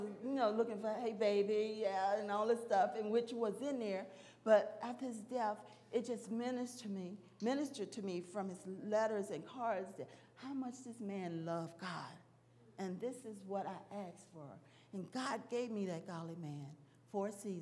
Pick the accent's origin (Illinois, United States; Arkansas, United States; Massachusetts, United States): Arkansas, United States; I'm from Arkansas